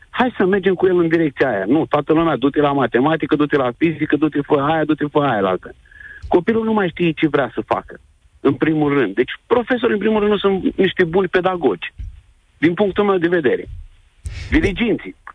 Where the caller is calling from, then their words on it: Iași, Iași County, Romania; sunt de la Iași.